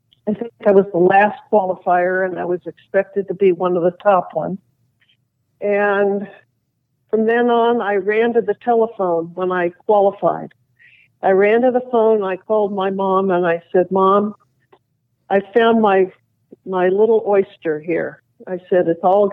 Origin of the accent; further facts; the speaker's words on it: Los Angeles, California, United States; being a tomboy on the street that I grew up in the West LA area